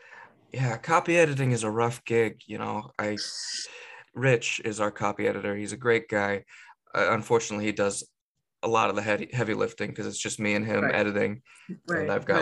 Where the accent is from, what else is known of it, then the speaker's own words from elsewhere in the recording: California, United States; moved away as an adult; I moved two states away. I grew up in California.